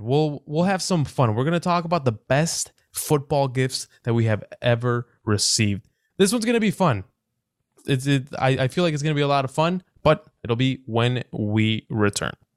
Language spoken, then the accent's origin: English; Chicago, Illinois, United States; I'm, I'm from Chicago and the winter is brutal